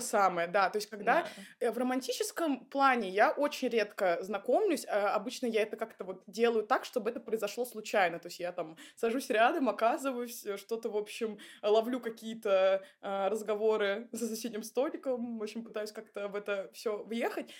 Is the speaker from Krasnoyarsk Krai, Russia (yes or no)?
no; Saint Petersburg, Russia; Я вообще из Питера